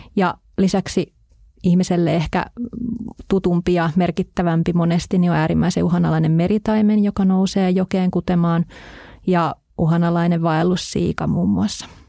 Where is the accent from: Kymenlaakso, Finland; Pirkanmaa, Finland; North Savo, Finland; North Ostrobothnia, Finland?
Kymenlaakso, Finland; Hamina; minun kotipuolessani tuolla Hamina edustalla oleva Summanlahti